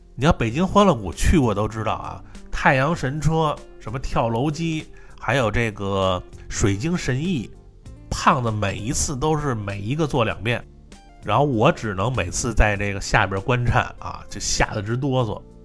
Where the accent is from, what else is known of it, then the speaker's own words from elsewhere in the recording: China; 我们是中国人啊，第一次来日本